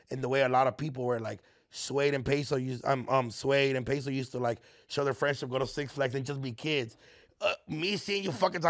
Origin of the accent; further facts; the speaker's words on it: Los Angeles, California, United States; I'm born and raised in Echo Park